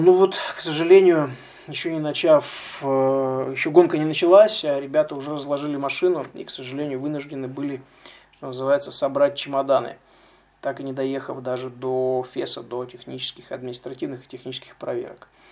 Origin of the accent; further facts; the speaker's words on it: Russia; из России, соответственно, я один из России